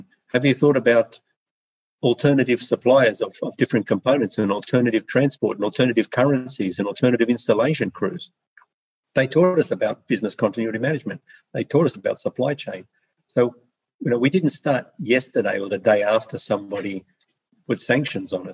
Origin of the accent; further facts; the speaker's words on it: Australia; moved away; I'm Australian